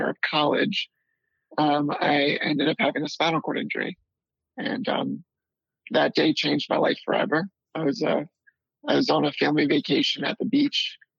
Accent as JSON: {"language": "English", "area": "D.C.", "region": "suburbs of Maryland", "country": "United States", "tie": "born or raised there", "also_born_or_lived": "North Carolina", "said": "we finally settled down in uh, the suburbs of Maryland, right outside Washington, D.C."}